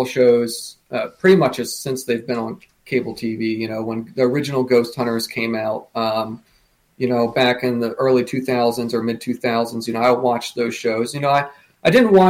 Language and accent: English; United States; We lived only a, you know, hour and a half from it